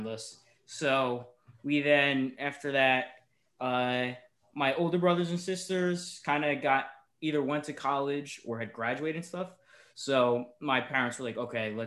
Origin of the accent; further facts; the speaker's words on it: West Caldwell, New Jersey, United States; Originally from Essex County, and okay. Then like West Caldwell and everything. And then after 9/11, my family moved out more to the country